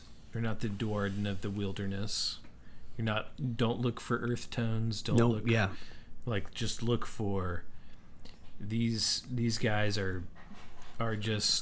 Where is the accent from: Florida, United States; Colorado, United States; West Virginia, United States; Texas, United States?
West Virginia, United States; I grew up in West Virginia